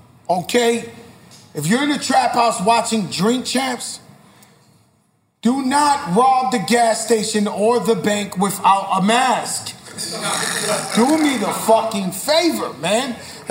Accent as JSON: {"language": "English", "town": "New York City", "region": "New York", "country": "United States", "tie": "born or raised there", "said": "you know, I come from the birthplace of hip-hop, and I try to push it to every other level that we can. When we grew up in the Bronx, it was a different Bronx than it is now."}